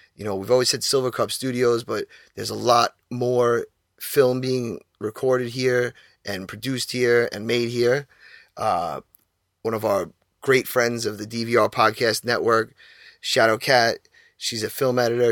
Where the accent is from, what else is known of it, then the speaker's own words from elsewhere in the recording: Long Island, New York, United States; also born or lived in Queens, New York; I was born in Queens, got my roots out there and, uh, I represent Queens. I was raised out Long Island